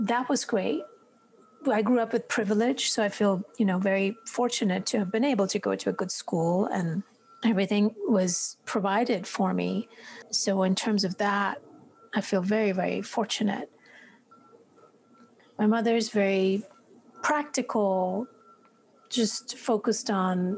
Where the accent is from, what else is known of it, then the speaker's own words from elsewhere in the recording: India; Growing up in India, and especially, you know, year when I was a child, which was in the 60s, we lived outside a large town, and I grew up in nature